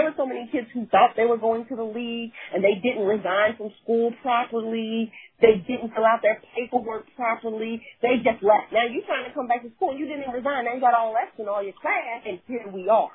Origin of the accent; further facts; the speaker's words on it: New Jersey, United States; moved away as an adult; also born or lived in Louisiana; So I'm from Jersey, South Jersey, right across the bridge from Philly.